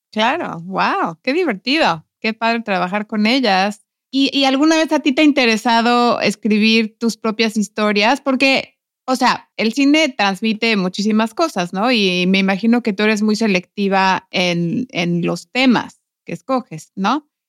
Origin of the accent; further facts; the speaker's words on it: Mexico; now in Iceland; mi cultura, de mi gente, de, los mexicanos